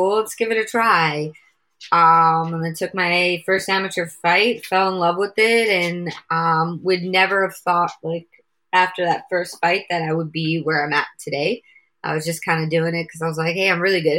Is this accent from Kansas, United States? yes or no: no; New York City, New York, United States; now in Long Island, United States; I'm originally from Queens, New York. Now I live out on Long Island in New York